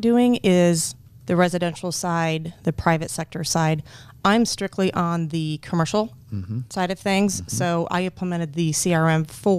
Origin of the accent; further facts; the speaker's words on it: Ainsworth, Nebraska, United States; I'm from Ainsworth.